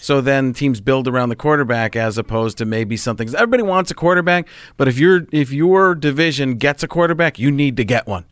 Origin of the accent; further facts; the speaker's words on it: Wisconsin, United States; moved away; also born or lived in Chicago; I grew up in Wisconsin